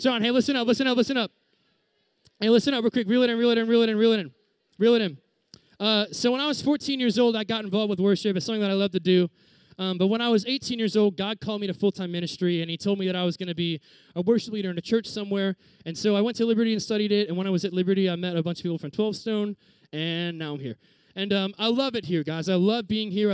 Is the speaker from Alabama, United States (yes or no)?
no; Reading, Pennsylvania, United States; moved away as an adult; also born or lived in Virginia; I'm from Reading, Pennsylvania, which is kind of like a sub-city area of Philadelphia